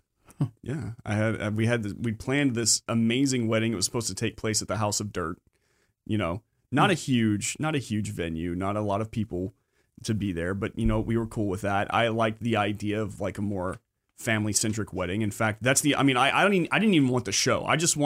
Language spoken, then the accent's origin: English; Austin, Texas, United States; also born or lived in Galveston; I spent a lot of time in Austin. You know, I lived in Austin until I was in fifth grade when I finally moved to P